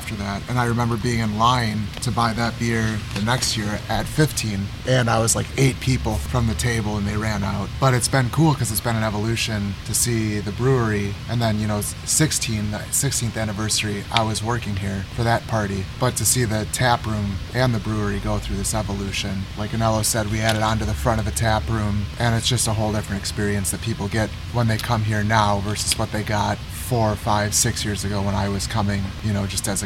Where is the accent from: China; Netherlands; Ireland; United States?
United States; Appleton, Wisconsin; I'm from Appleton